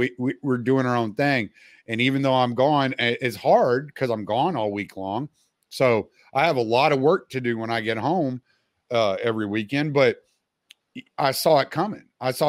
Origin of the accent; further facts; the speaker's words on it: Louisiana, United States; moved away; I'm from Louisiana originally, so the humidity and the heat, I don't fucking bother me none.